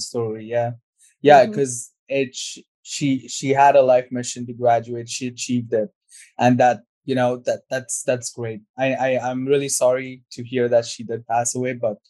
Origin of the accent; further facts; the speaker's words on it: India; I'm from India